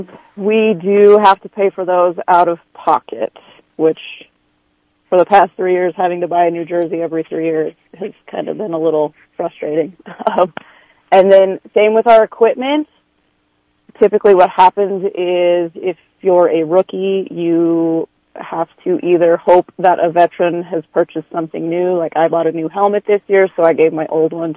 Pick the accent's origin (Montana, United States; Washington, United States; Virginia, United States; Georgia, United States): Montana, United States; now in San Francisco, United States; I'm from Montana.